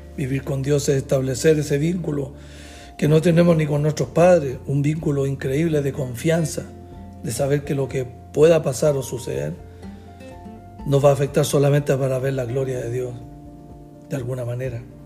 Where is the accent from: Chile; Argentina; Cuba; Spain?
Chile; nací en Chile